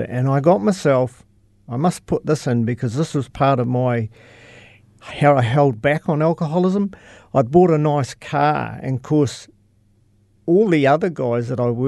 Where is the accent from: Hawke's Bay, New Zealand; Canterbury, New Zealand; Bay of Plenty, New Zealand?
Canterbury, New Zealand; Cheviot; I'm from, a little town north called Cheviot.